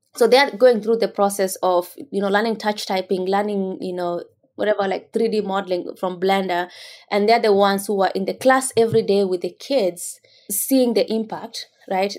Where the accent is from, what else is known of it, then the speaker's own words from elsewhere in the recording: Kenya; moved away as an adult; now in United States; growing up in rural Kenya